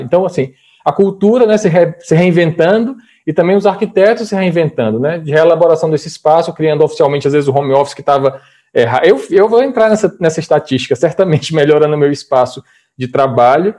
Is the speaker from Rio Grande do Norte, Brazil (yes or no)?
no; Piauí, Brazil; como bom piauiense, sou dançarino de forró